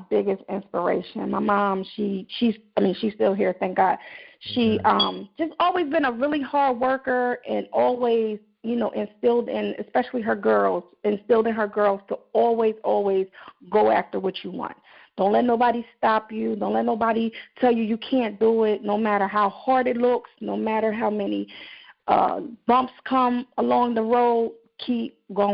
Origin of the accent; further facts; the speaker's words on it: Delaware, United States; also born or lived in Norfolk, Virginia; So I'm originally from Norfolk, Virginia, but I've been in Delaware. I've been in Delaware since I was about 7